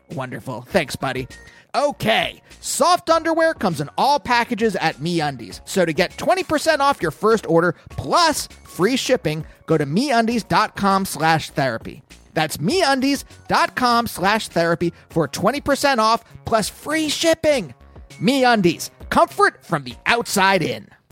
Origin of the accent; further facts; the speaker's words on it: Pennsylvania, United States; also born or lived in New York; now in Los Angeles, United States; I'm from Pennsylvania originally